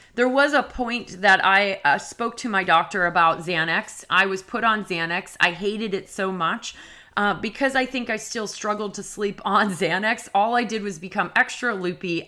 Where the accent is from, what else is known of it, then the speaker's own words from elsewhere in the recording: New England, United States; I'm from New England